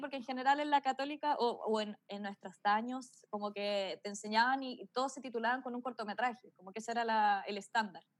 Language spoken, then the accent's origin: Spanish; Melipilla, Santiago Metropolitan Region, Chile; yo soy de Melipilla, entonces tenía que volver a Melipilla